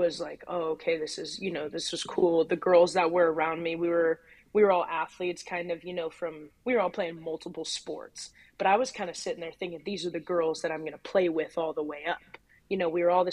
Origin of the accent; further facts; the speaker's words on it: Lake Oswego, Oregon, United States; also born or lived in California; I basically grew up in Lake Oswego.